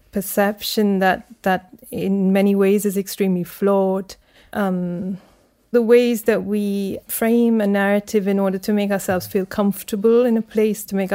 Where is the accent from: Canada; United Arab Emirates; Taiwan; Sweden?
United Arab Emirates; Abu Dhabi; also born or lived in India; but I was just born there, and then we were taken straight back to Abu Dhabi at the time.